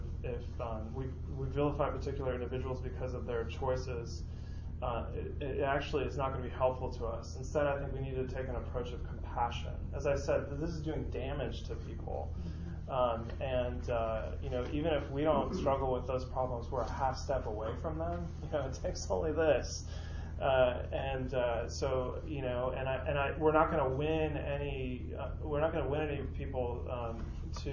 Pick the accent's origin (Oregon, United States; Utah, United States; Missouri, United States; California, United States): California, United States; San Francisco; moved away; I grew up in San Francisco